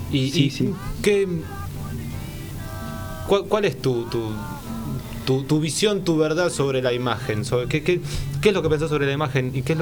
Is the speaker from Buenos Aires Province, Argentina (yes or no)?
yes; Tres Arroyos, Buenos Aires Province, Argentina; Somos de Tres Arroyos.